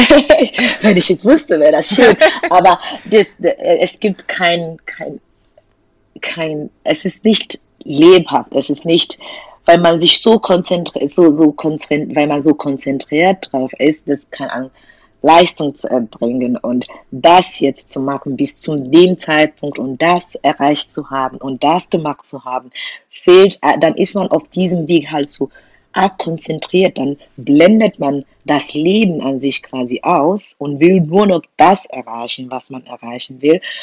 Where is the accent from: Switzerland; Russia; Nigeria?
Nigeria; German is a second language; moved away as an adult; now in Germany; ich komme aus Nigeria und da spricht man, also Ansprache ist ja Englisch.